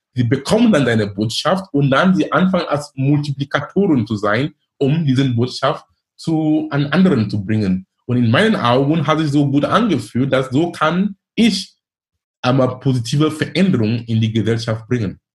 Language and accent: German; Cameroon; German is a second language; moved away as an adult; also born or lived in Darmstadt, Germany / Munich, Germany / Ruhr area, Germany; now in Germany; Ich bin gebürtiger Kameruner. Ich lebe in Deutschland über neunzehn Jahren. Ich bin damals gekommen wegen Studium.